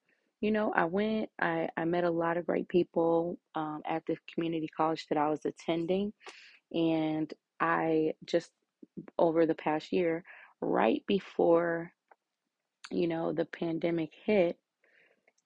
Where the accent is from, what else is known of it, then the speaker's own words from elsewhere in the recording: Illinois, United States; I am from Illinois. Pretty much live here my whole entire life.